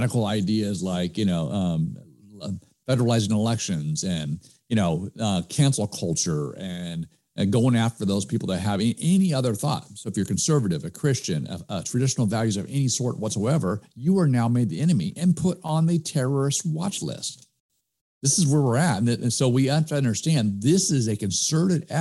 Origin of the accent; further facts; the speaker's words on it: United States; we as American people